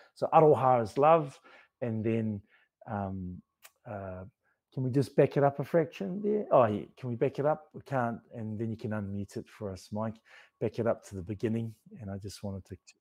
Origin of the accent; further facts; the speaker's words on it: New Zealand; I'm Māori, I'm from Aotearoa